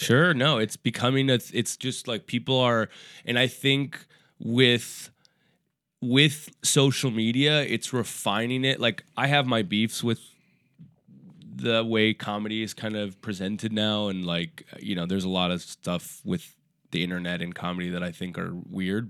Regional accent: Minneapolis, Minnesota, United States; moved away as an adult; also born or lived in Portland; now in New York, United States; I was born and raised in Minneapolis, Minnesota

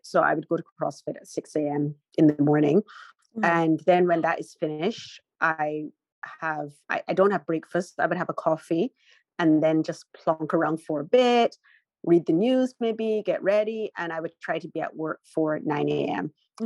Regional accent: Barbados; moved away as an adult; also born or lived in Beijing, China; now in San Francisco, United States; I'm from Barbados

